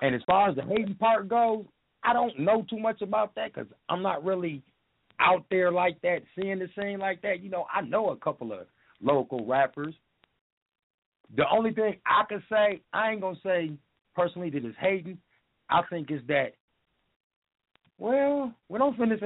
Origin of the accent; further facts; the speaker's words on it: Minneapolis, Minnesota, United States; also born or lived in Toledo, Ohio; I'm from Toledo, but as far as living here in Minnesota, I grew up over north